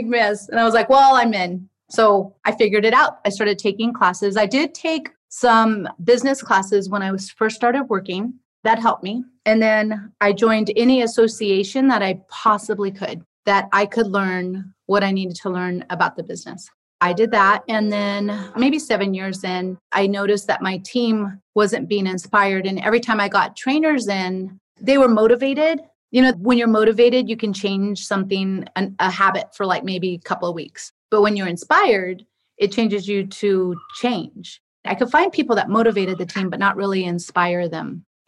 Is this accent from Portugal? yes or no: yes; Lajes, Azores, Portugal; My family's from Riverside, California, but we were born and raised in Portugal, Lajes Air Force Base.